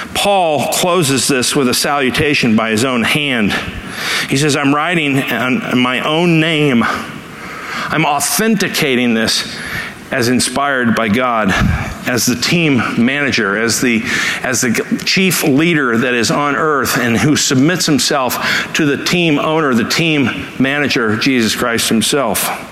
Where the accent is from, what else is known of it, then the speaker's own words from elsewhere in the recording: Los Angeles, California, United States; as a kid, uh, growing up in Los Angeles